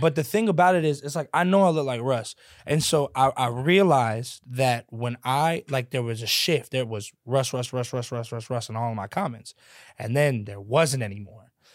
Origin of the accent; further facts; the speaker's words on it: Louisville, Kentucky, United States; I sound a certain way because I'm from a certain place